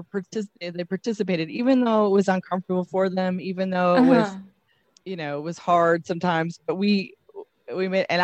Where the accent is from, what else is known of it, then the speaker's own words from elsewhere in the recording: Oklahoma, United States; I've been born and raised in Oklahoma.